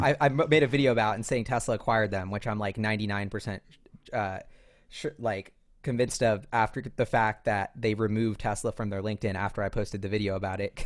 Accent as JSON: {"language": "English", "region": "New York", "country": "United States", "said": "I'm a New Yorker who walks everywhere"}